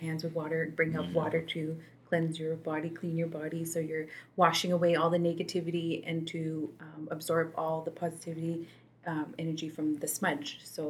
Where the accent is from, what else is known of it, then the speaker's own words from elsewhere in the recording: Alexis Nakota Sioux Nation, Alberta, Canada; I'm not Cree. I'm Stoney. I'm from Alexis Nakota Sioux Nation.